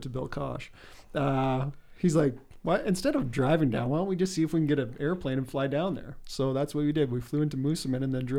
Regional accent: Hillmont, Canada; born there; That's because I was born in Hillmont and that was close by.

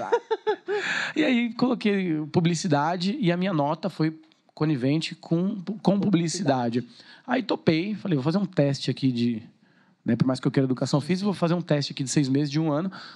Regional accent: Suzano, São Paulo, Brazil; Sou natural de Suzano. E amo minha cidade

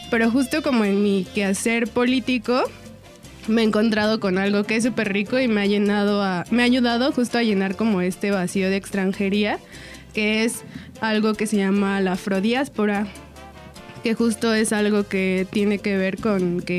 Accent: Mexico; Entonces eso hace que yo me sienta lejos del lugar donde crecí, donde nací, donde me desarrollo, ¿no? Porque al final, si hablamos como de culturas, pues yo tengo la cultura mexicana, ¿no?

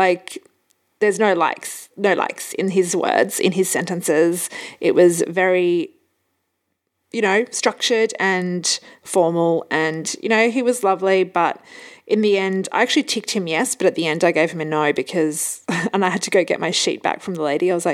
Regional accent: Hamburg, Germany; moved away; so where were you born? And I said, Hamburg.

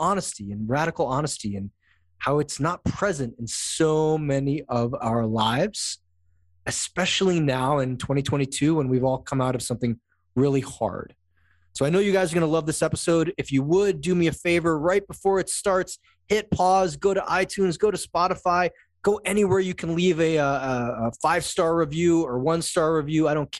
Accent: Wilton, Connecticut, United States; So I'm from Wilton, Connecticut. So a big lacrosse town. I lived out of the country for those years

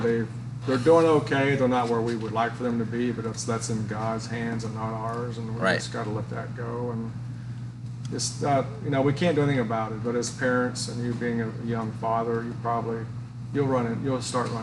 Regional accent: Kentland, Indiana, United States; moved away as an adult; also born or lived in Texas; now in Florida, United States; No, I was born in Indiana a long time back in 1956. Grew up on a farm, learned how to work with my hands and a lot of physical labor.

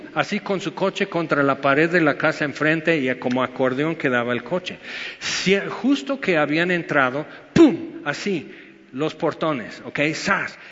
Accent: United States; Spanish is a second language; now in Mexico; soy gringo, porque soy güero

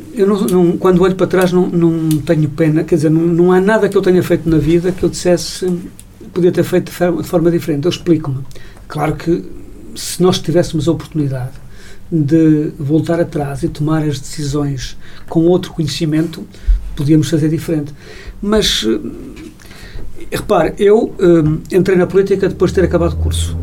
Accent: Portugal; como português

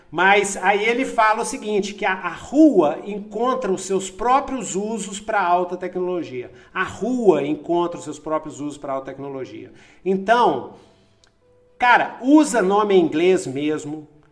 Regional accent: Brazil; also born or lived in United States; Eu sou branco aqui, mas a gente é brasileiro

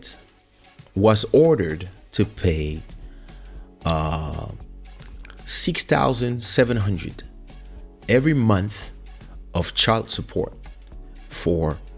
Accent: France; now in Portugal; I grew up in France, starting at the age of 7, so we can say a mixed culture

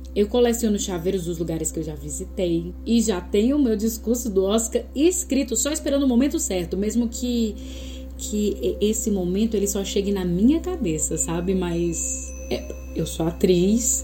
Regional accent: Fortaleza, Ceará, Brazil; sou natural de Fortaleza, Ceará

